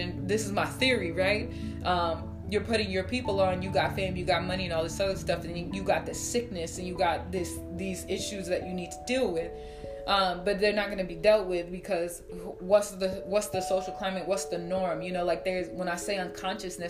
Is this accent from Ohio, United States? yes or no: no; Minnesota, United States; My family's from Chicago, Illinois, and just having conversations with them, like, I was raised here in Minnesota